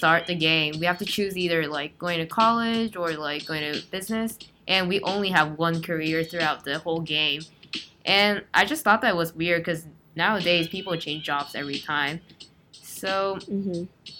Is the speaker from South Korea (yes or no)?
yes; South Korea; moved away; I was born and raised in Korea for most of my life